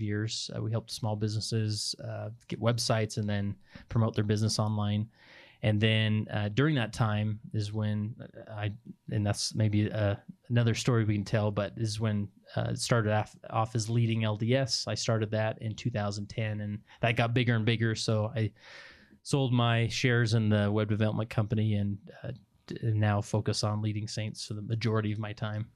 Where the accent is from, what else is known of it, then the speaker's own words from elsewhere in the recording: West Valley City, Utah, United States; I grew up in West Valley City, Utah, and went to Granger High